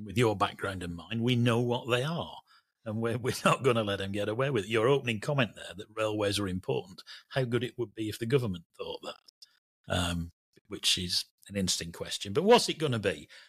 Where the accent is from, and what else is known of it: Burnley, North West England, United Kingdom